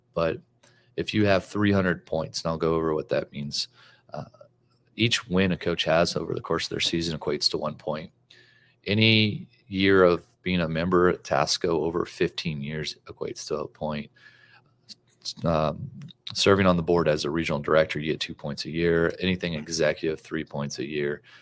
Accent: Louisiana, United States; now in Texas, United States; I grew up in Louisiana

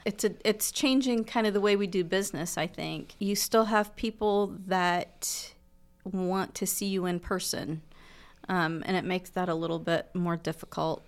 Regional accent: Muncie, Indiana, United States; I am a Munsonian. I, um, grew up in Muncie, uh, went to school in Indianapolis for my high school years, well, actually middle school years, and my dad was transferred back to Muncie.

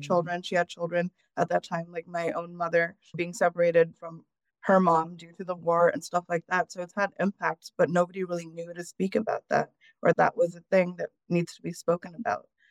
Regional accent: United States; I was born in the United States

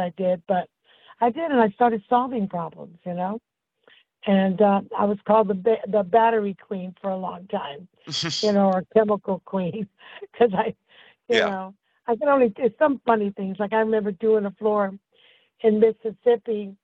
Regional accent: Puerto Rico; now in Southern California, United States; I was born in Puerto Rico, Santa Fe, Puerto Rico

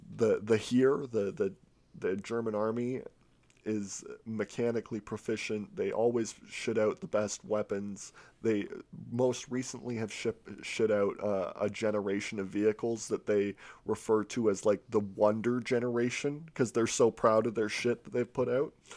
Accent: United Kingdom; I'm, I'm British

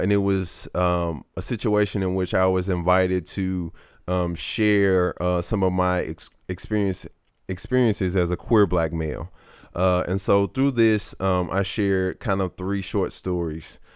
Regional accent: St. Louis, Missouri, United States; growing up in Saint Louis

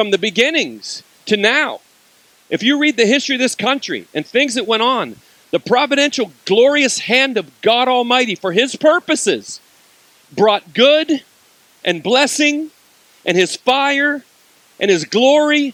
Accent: United States; I'm American

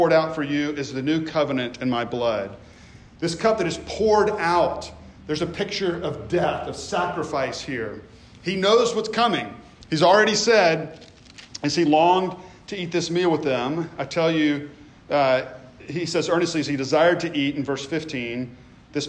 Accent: Memphis, Tennessee, United States; moved away; also born or lived in the Carolinas; I grew up in the South. I grew up in Memphis.

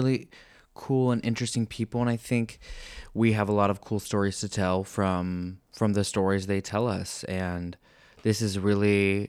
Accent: Pennsylvania, United States; moved away as an adult; also born or lived in Indiana; I'm from Pennsylvania, middle of nowhere, dairy farm, population 127.

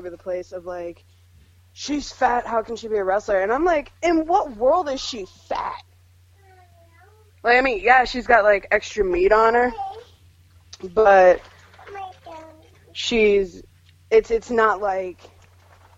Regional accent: Springfield, Illinois, United States; growing up in Springfield, Illinois

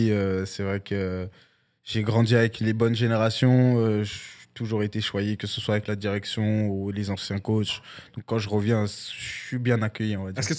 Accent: France; now in Canada; c'est une expression de chez moi en France, tu vois.

